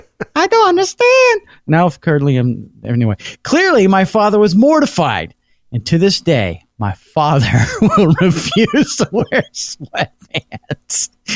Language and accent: English; Toronto, Ontario, Canada; I'm from Toronto, Ontario, Canada.